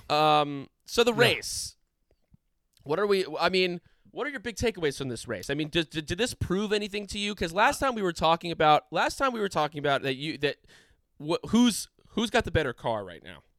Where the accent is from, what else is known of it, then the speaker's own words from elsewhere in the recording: United States; we're American fans